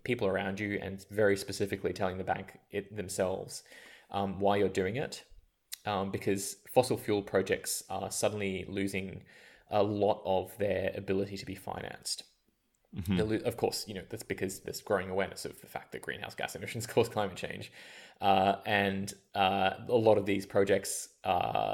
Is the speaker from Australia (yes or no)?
yes; Australia; moved away as an adult; also born or lived in India; growing up in Australia